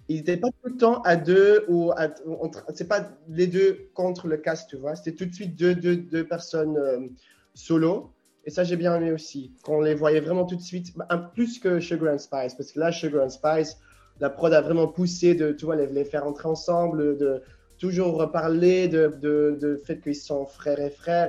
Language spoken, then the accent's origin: French; Ghent, Flanders, Belgium; French is a second language; now in Brussels, Belgium; je suis originaire de Gand, mais j'ai déménagé à Bruxelles aussi